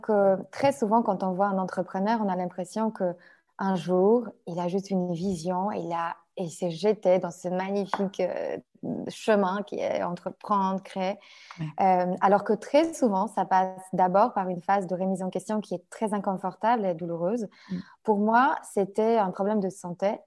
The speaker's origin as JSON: {"language": "French", "country": "Poland", "tie": "born or raised there", "second_language": "French", "moved": "as an adult", "lives_now": "France", "said": "je suis une Polonaise, euh, enfin, une vraie. Ça veut dire que vraiment, je vécu jusqu'à mon âge presque adulte en Pologne."}